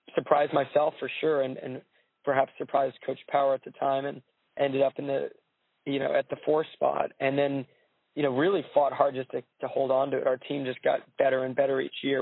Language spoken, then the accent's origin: English; Santa Barbara, California, United States; born or raised there; also born or lived in New York